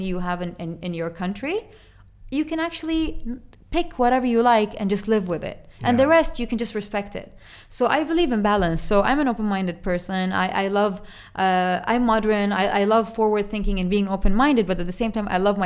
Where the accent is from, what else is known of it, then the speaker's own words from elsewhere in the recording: United Arab Emirates; our country